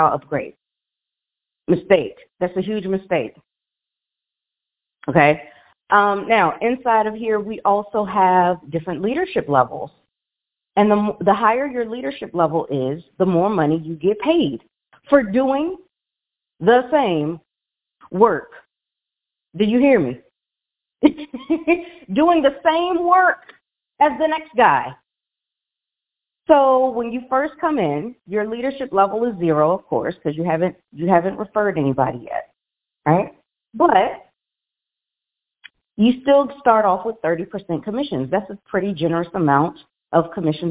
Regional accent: Washington, District of Columbia, United States; moved away as an adult; now in Las Vegas, United States; we have moved just a couple months ago from our home, well, my hometown of Washington, D.C.

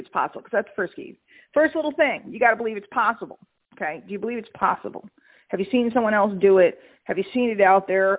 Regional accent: New York, United States; I'm from New York

